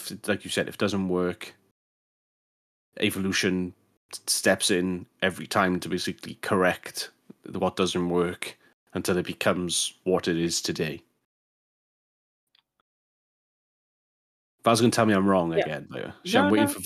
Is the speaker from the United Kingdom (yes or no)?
yes; Welsh, Wales, United Kingdom; I'm Welsh